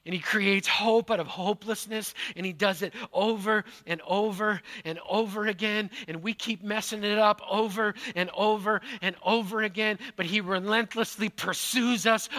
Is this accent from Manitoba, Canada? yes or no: yes; Manitoba, Canada; now in Pacific Northwest, United States; Growing up in Manitoba